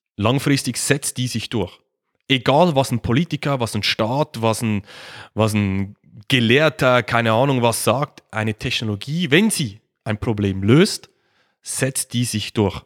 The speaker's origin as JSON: {"language": "German", "country": "Switzerland", "said": "Wie man es wahrscheinlich hört, ich komme aus der Schweiz, ähm, sitze in der Nähe von Zürich."}